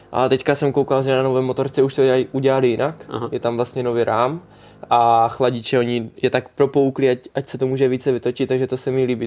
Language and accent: Czech; Czechia; jsme Češi